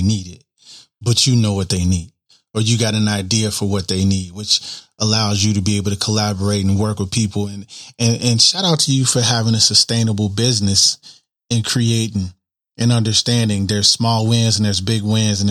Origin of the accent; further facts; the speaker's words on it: Chicago, Illinois, United States; I'm from Chicago, born and raised